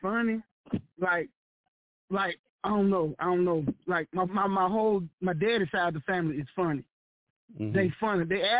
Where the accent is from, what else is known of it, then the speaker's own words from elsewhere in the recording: Holly Springs, Mississippi, United States; I'm from Holly Springs, Mississippi. Grew up at Hernando Road, Church of Christ, Holly Springs, Mississippi.